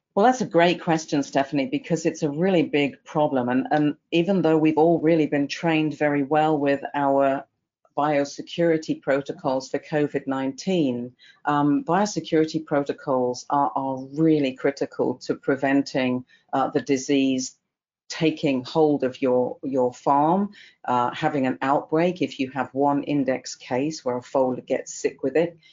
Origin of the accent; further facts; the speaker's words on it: England, United Kingdom; accent: English; moved away as an adult; also born or lived in Newmarket, England / Colorado, United States; now in Kentucky, United States; as you can tell from my accent, I'm originally English, went through vet school in England